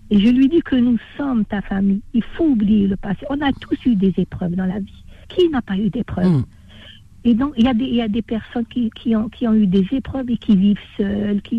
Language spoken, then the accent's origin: French; Algeria; now in France; suis pas une Algérienne cultivée, je suis une Algérienne qu'elle a faite elle-même.